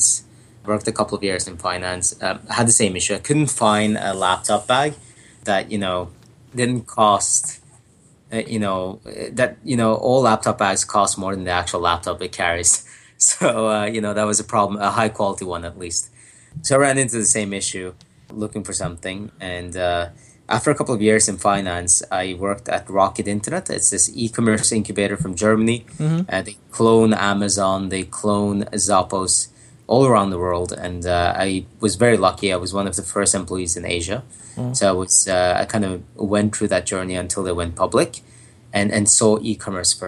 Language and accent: English; Norway; I'm from Norway